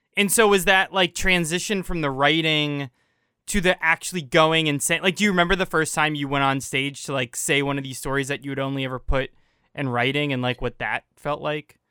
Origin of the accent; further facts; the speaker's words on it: United States; I grew up in America versus Guatemala